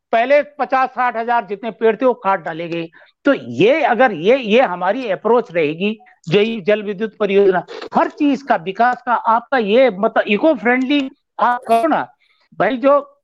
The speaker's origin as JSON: {"language": "Hindi", "area": "Chamoli", "region": "Uttarakhand", "country": "India", "said": "मैं चमोली का रहने वाला हूँ"}